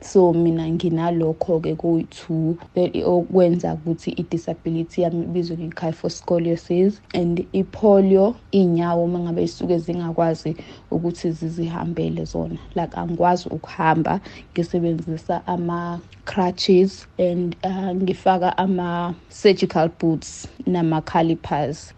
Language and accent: Zulu; Mtubatuba, KwaZulu-Natal, South Africa; ngisuka eMtubatuba esigodini saseMpumeni.